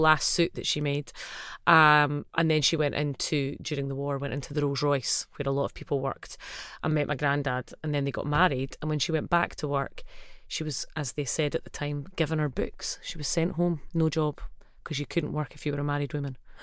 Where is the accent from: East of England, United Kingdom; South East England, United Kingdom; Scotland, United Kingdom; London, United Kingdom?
Scotland, United Kingdom; Livingston; I grew up in Livingston and my family are largely from that area.